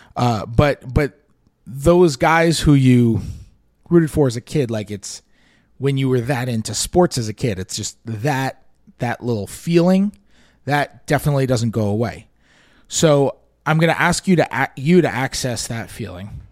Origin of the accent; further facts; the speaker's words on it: New York City, New York, United States; I'm from New York City. When I, I grew up in the nineties in New York